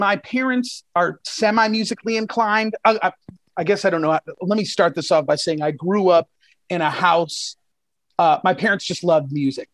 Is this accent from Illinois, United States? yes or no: yes; Chicago, Illinois, United States; the border of the burbs in Chicago, kind of, is where I grew up